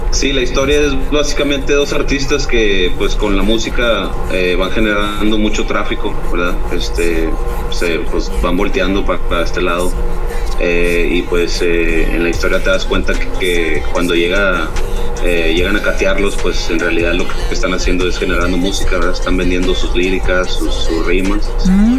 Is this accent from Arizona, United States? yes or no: no; Dallas, Texas, United States; moved away as an adult; now in Monterrey, Mexico; yo nací aquí en Monterrey y a los nueve años eh, pues me fui con la familia, con mis padres, ahí a, Dallas, Texas y ahí pues estuve viviendo casi toda mi vida